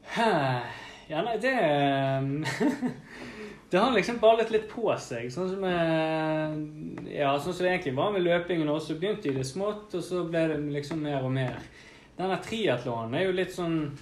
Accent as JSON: {"language": "Norwegian", "town": "Bergen", "region": "Vestland", "country": "Norway", "said": "vi er jo fra Bergen"}